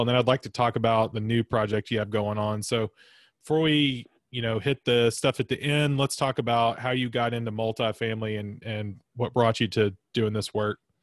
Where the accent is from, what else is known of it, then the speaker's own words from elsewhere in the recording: Florence, Alabama, United States; I grew up in Florence, Alabama as well